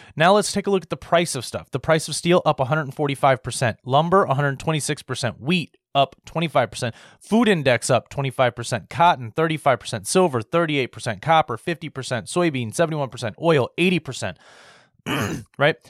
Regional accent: United States; as an American

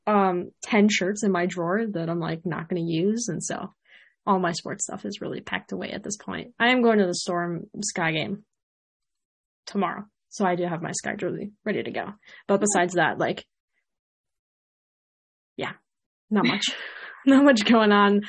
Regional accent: Illinois, United States; a native Illinois person that sometimes travels to the city. Because I will not say that I'm from Chicago

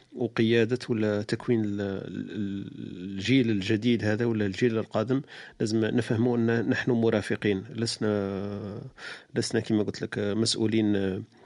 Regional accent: Algeria; احنا كجزائريين

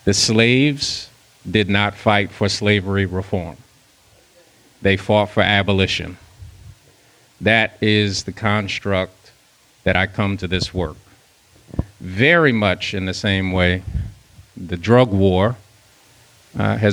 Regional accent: New Jersey, United States; growing up in New Jersey

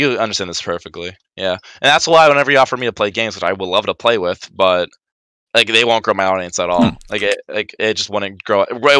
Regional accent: United Kingdom; British, you know, being British people, and it's fun, you know.

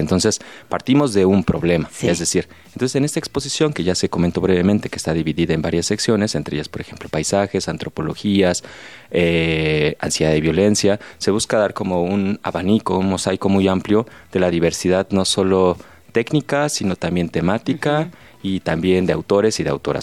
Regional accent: Mexico City, Mexico; Yo soy chilango

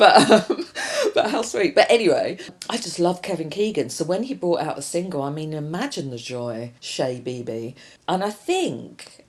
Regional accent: London, United Kingdom; as you can tell from my accent, I'm from South London

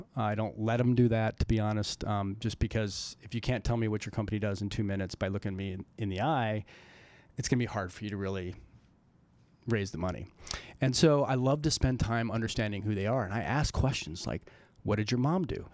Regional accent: Colorado, United States; I grew up in Colorado

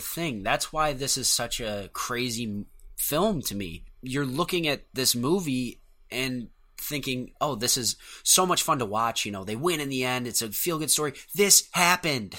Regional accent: United States; I'm an American born

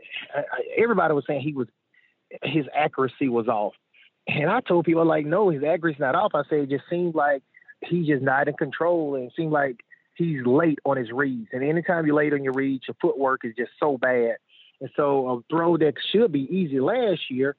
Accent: Shannon, Mississippi, United States; I'm from Shannon. so we're like 55 minutes from Starville, 55 from Oxford

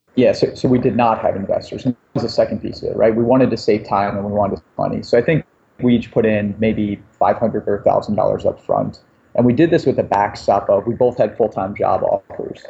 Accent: Cleveland, Ohio, United States; I grew up in Cleveland, Ohio

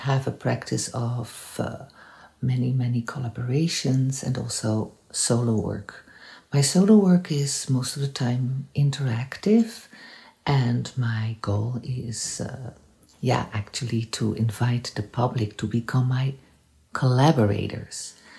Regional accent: Netherlands; now in Montreal, Canada; I'm from the Netherlands, but I'm based in Montreal

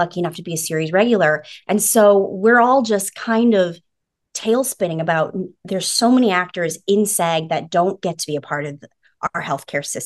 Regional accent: British Columbia, Canada; moved away as an adult; now in Los Angeles, United States; I'm an actor from British Columbia, Canada, and I've been living in LA for the last 7 years

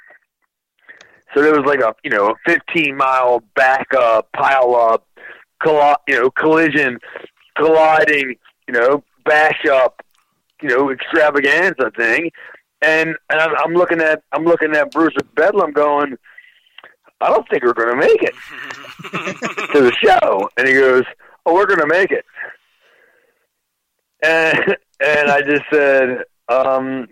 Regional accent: East Coast, United States; I was from the East Coast

